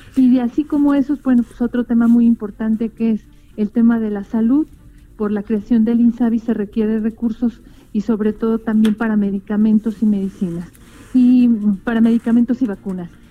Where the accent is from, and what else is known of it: Mexico